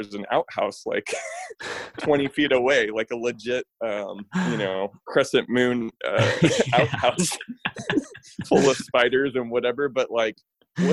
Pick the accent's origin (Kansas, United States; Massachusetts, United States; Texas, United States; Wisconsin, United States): Kansas, United States; I grew up in Kansas, I grew up maybe a little bit over an hour away from Emporia, Kansas.